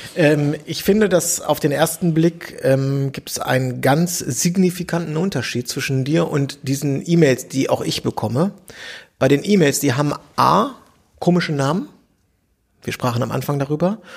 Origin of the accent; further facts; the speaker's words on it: Bielefeld, North Rhine-Westphalia, Germany; in Bielefeld, meiner Heimatstadt